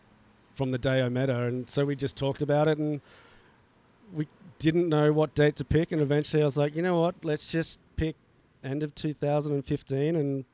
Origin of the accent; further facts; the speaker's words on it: Australia; I came from Australia.